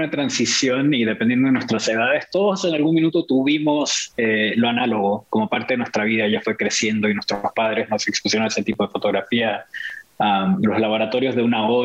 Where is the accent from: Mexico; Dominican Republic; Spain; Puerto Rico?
Mexico; also born or lived in Argentina / Venezuela / Brazil; si bien mi familia es de Chile, nací en Argentina, vivimos en Venezuela por mucho tiempo, en, en el, en el en México, por gran parte de mi infancia, Brasil